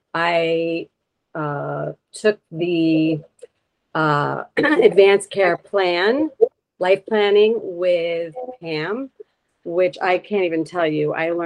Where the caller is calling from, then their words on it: Long Beach, New York, United States; I'm calling in from Long Beach, Long Island, New York.